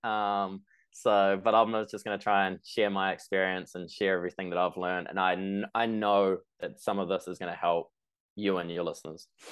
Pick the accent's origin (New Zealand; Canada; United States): New Zealand; I'm from New Zealand.